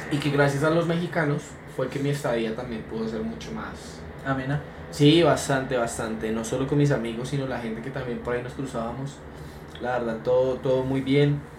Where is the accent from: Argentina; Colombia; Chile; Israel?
Colombia; Ah, yo porque soy colombiano, y ¿eh? qué es feo ser colombiano.